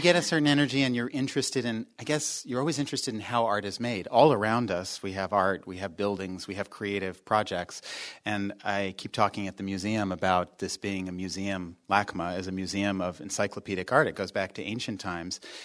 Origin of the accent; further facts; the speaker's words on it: Arlington, Virginia, United States; also born or lived in North Adams, Massachusetts / New York; now in Los Angeles, United States; I grew up in Washington, D C, actually, Arlington, Virginia